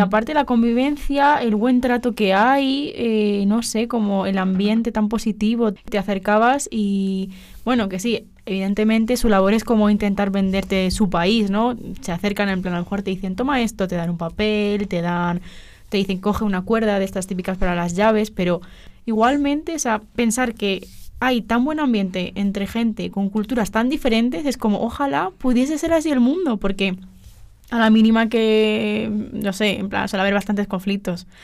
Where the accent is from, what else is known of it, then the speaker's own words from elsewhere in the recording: Spain; soy eh, española